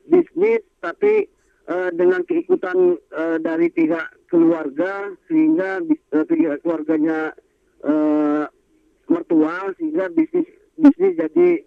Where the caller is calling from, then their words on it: Surabaya, East Java, Indonesia; Saya dari … Surabaya.